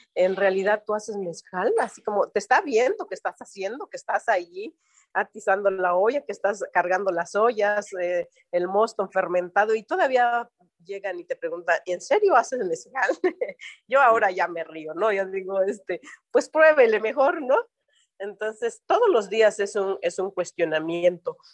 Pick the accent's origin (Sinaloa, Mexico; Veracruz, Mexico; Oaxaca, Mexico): Oaxaca, Mexico; ser oaxaqueña mexicana